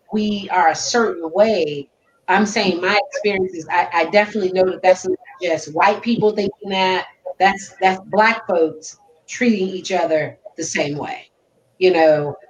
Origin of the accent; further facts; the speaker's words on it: the North, United States; I guess, could be a stereotype, like the fact that I'm from the North.